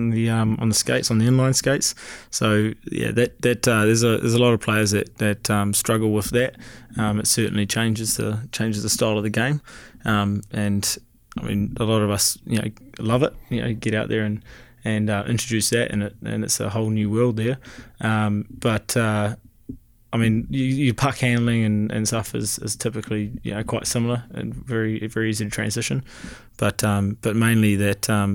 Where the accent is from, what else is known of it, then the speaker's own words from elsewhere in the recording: Taranaki, New Zealand; moved away as an adult; myself and Hendo came from the Naki.